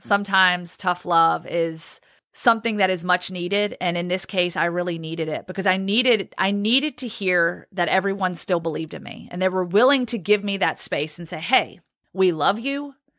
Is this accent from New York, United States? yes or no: no; Roanoke, Virginia, United States; also born or lived in Guantanamo Bay, Cuba; now in Birmingham, United States; I grew up in Roanoke, Virginia